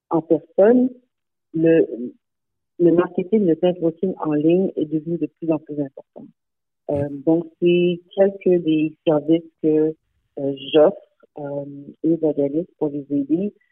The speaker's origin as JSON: {"language": "French", "town": "Montreal", "region": "Quebec", "country": "Canada", "tie": "born there", "said": "Et je suis née à Montréal, donc j'ai quand même euh, un, lien avec euh, Montréal également."}